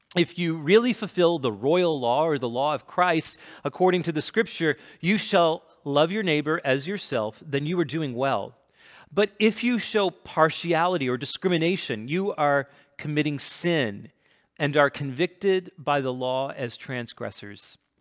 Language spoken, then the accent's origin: English; Canada; I'm Canadian, and I'm East Indian